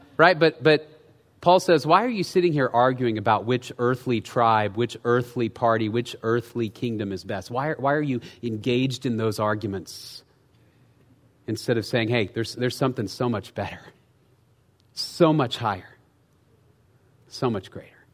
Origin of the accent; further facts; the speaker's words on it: United States; as Americans